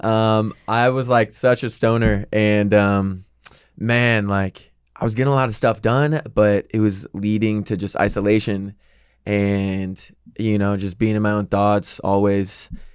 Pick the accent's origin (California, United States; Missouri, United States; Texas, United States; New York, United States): Missouri, United States; St. Louis; now in Los Angeles, United States; I am from Missouri, from Saint Louis